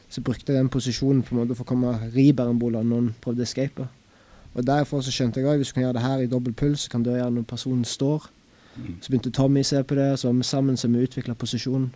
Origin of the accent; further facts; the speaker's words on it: Egersund, Rogaland, Norway; now in Haugesund, Norway; jeg kommer fra Egersund